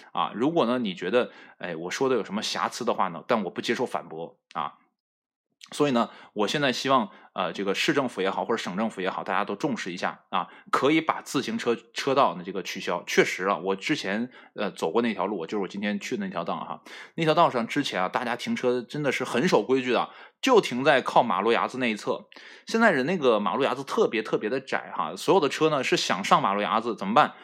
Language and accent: Chinese; Northeast China, China; 在我们东北